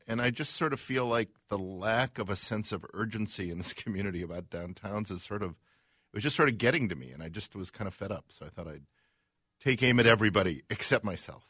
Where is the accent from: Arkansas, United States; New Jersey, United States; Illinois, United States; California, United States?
Illinois, United States; Chicago; now in Minneapolis, United States; we're from Chicago